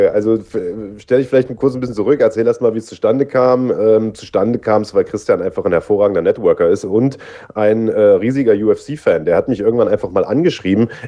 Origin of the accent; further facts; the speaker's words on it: East Germany, Germany; ich komme ja irgendwie aus dem Osten und ich sage mal, das, das hörst du natürlich auch oder hat man damals noch extrem stark gehört und ich musste erstmal irgendwie eine Zeit lang dran arbeiten, äh, diesen Dialekt rauszukriegen